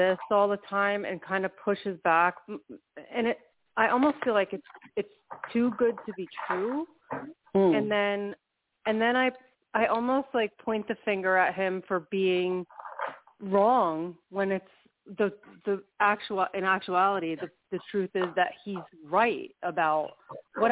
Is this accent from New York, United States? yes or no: yes; New York, United States; from New York